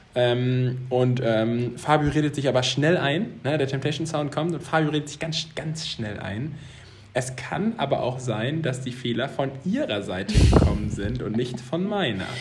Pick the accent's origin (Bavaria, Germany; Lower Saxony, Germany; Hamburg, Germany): Lower Saxony, Germany; Zeven; auf Zeven, da wo ich herkomme, auf dem Dorf